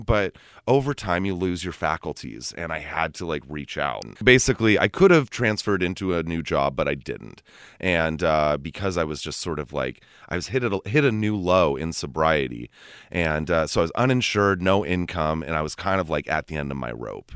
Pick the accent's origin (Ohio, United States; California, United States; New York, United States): California, United States; Los Gatos; I grew up in Los Gatos